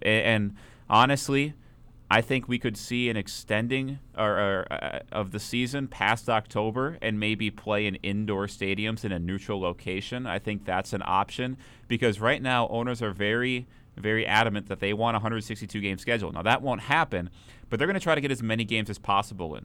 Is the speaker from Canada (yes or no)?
no; Minnesota, United States; being from Minnesota